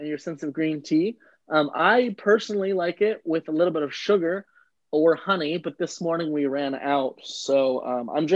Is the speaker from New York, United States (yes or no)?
no; Jackson, California, United States; also born or lived in San Diego, California; I am born and raised in California. I was born outside of Sacramento in a small podunk town called Jackson. And I grew up in kind of a farming country.